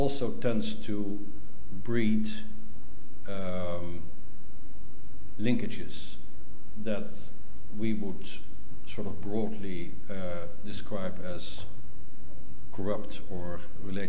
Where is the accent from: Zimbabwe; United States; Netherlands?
Netherlands; I'm from the Netherlands